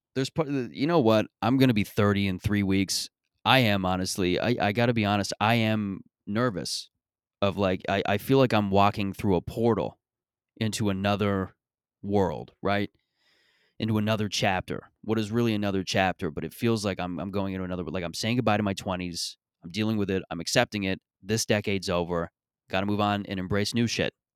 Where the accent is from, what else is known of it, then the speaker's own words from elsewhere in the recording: Mississauga, Ontario, Canada; when I was growing up in Mississauga and growing up in, in this area